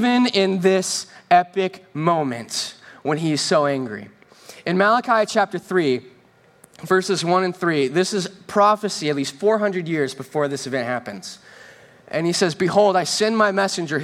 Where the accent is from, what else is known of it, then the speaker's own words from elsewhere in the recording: Northern California, United States; first language English; now in Southern California, United States; I'm from Northern California, the land of fresh air and clean water